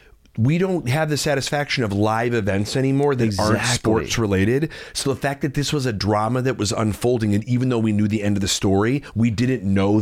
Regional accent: Chicago, Illinois, United States; I'm from Chicago.

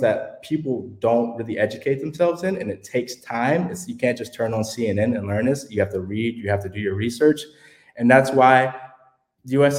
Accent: Houston, Texas, United States; I'm from Houston, Texas

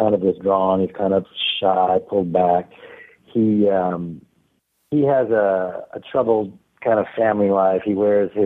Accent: Canada; Being Canadian

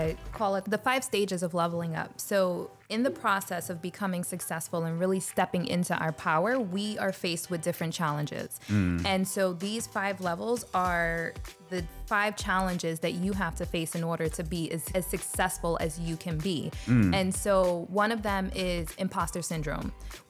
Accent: New York City, New York, United States; born there; now in St. Petersburg, United States; So I was born in the Bronx, New York.

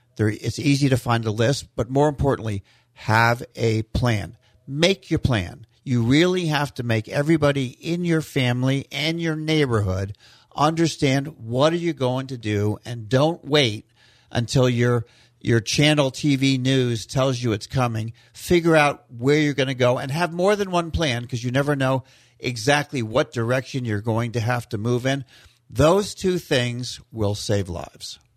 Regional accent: West Coast, Florida, United States; also born or lived in Key Biscayne, Florida; So I grew up in Florida over on the West Coast, and I've been all over the state.

